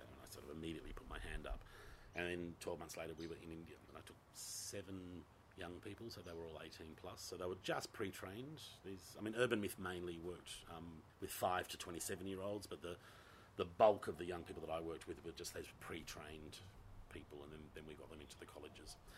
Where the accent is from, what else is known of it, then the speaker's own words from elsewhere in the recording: Gosnells, Western Australia, Australia; I'm a Gossie boy. I grew up in Gosnells